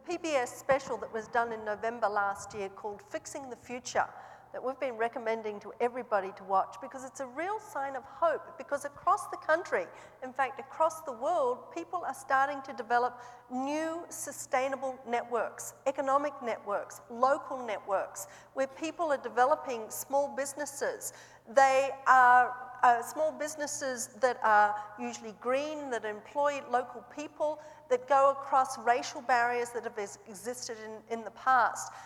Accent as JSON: {"language": "English", "country": "Australia", "tie": "born or raised there", "also_born_or_lived": "New Zealand", "moved": "as an adult", "lives_now": "Seattle, United States", "said": "I grew up in Australia"}